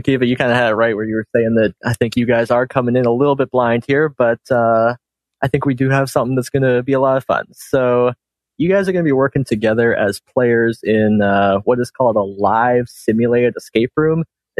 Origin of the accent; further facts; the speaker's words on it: Ontario, Canada; I am from Ontario, Canada.